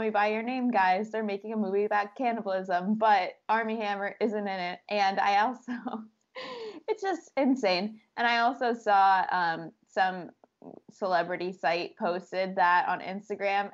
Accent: United States; we're American

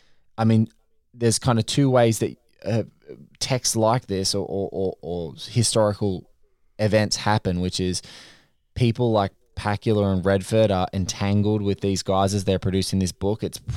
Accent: Australia; the only annoying thing for me as an Australian is that I can't see the damn show.

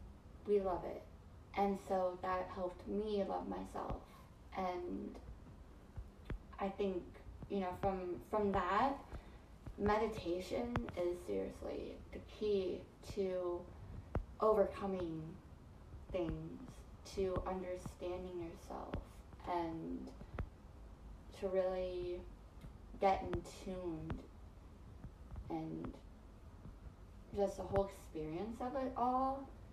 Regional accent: Philippines; people are like, where are you from? And I'm like, I'm from the Philippines.

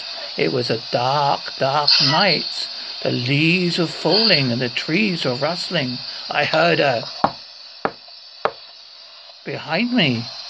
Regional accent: East of England, United Kingdom; now in Devon, United Kingdom; I'm originally from Essex, and my wife is from Cornwall, and I live in Devon, so I've got a mixture of...

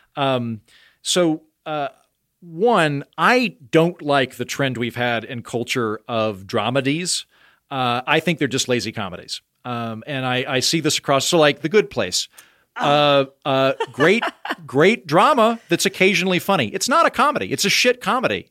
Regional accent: Oklahoma, United States; accent: Oklahoma; moved away; leaning into my Oklahoma accent

